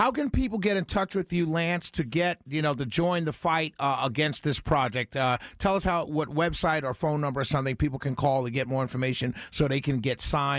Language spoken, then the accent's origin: English; New York City, New York, United States; accent: New York; now in Mableton, United States; I'm a New Yorker through and through, sir.